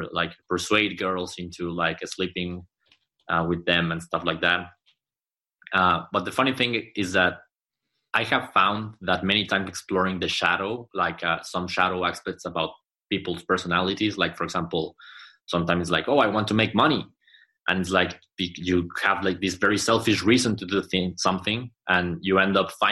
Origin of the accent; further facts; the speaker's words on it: Mexico City, Mexico; now in Monterrey, Mexico; I'm not from here, I'm from Mexico City